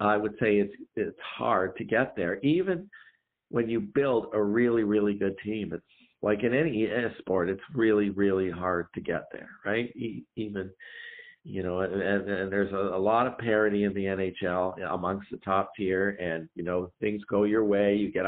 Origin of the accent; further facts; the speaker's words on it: Canada; as a Canadian fan